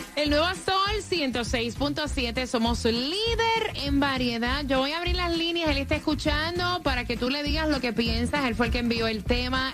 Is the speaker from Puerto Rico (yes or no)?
yes; Puerto Rico; moved away as an adult; also born or lived in Orlando; yo me mudé para el, mercado de Orlando, recién salidita de Puerto Rico